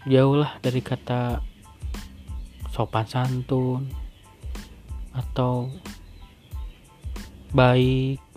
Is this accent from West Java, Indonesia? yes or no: yes; Bekasi, West Java, Indonesia; Aku tuh lahir di Bekasi 20, 29 September Ingat banget tuh Kecil Di rumah kontrakan Kalau pulang paling ke Bandung pakai bis Bis yang merah lah Dari Bekasi ke Bandung